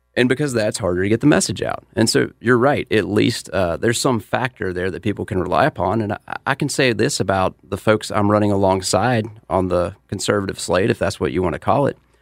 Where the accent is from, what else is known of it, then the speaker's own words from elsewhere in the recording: Mint Hill, North Carolina, United States; I'm from Mint Hill